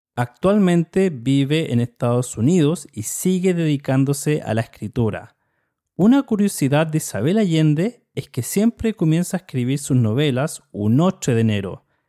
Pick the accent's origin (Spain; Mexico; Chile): Chile; soy de Chile